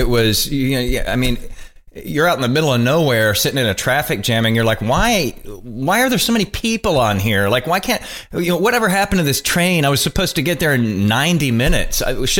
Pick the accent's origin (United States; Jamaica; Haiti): United States; Texas; I'm from Texas.